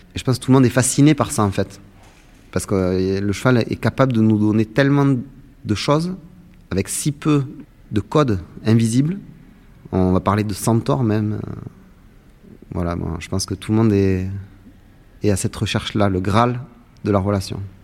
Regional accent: Saintes-Maries-de-la-Mer, Provence-Alpes-Côte d'Azur, France; j'ai grandi en Camargue, au Sainte-Marie-de-la-Mer

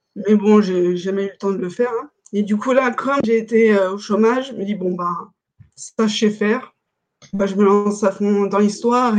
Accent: France; on est français

